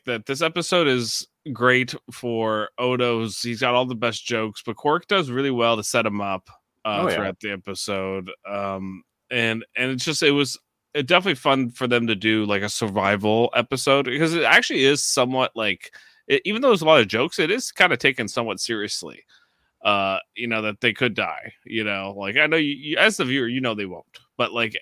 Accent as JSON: {"language": "English", "country": "Canada", "said": "we're Canadian."}